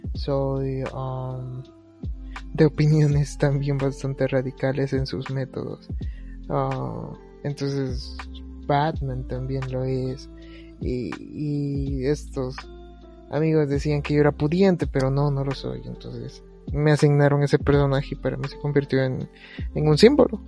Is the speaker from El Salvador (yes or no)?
yes; El Salvador; nosotros somos del El Salvador